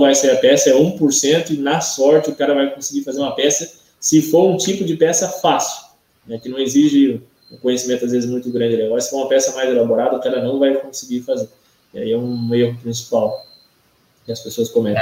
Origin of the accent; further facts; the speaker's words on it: Santa Catarina, Brazil; Eu sou daqui de Santa Catarina